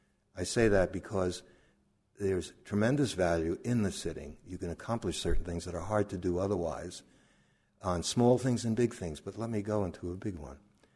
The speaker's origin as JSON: {"language": "English", "town": "Brooklyn", "region": "New York", "country": "United States", "tie": "born or raised there", "said": "We grew up in near Coney Island, Brooklyn and the Atlantic Ocean."}